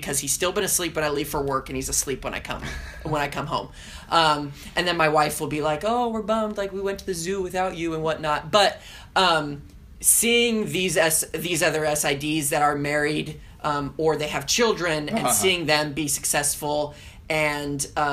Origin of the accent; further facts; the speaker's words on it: Southern California, United States; now in Hattiesburg, United States; I grew up in Southern California, and I grew up going to Disneyland